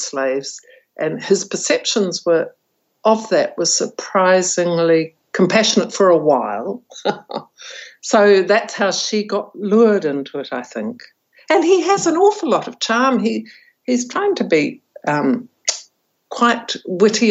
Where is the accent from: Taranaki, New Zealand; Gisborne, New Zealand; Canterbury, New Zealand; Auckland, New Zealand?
Taranaki, New Zealand; I'm actually from Taranaki